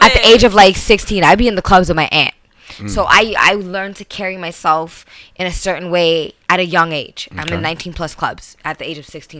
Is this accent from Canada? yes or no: yes; Brampton, Ontario, Canada; I'm from Airport Road.